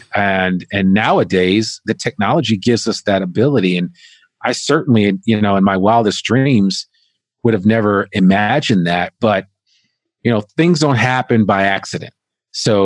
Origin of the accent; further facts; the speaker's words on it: northern New Jersey, United States; I grew up right outside of New York City in northern New Jersey